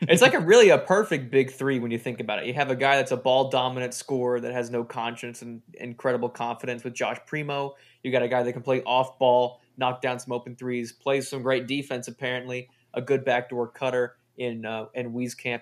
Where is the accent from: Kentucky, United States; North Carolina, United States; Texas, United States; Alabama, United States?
Texas, United States; We are from Texas